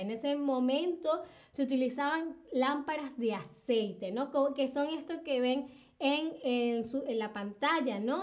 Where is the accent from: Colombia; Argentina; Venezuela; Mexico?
Venezuela; Caracas, Capital District; Caracas, mi ciudad natal